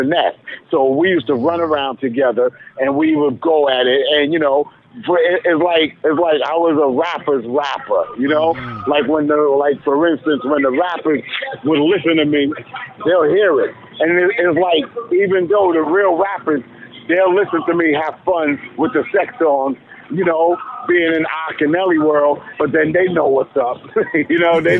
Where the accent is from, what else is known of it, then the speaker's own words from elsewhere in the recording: New York City, New York, United States; I was from New York City